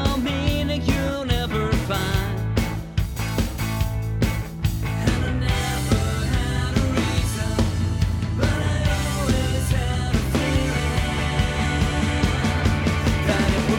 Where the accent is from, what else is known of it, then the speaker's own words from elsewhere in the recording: United States; We're both American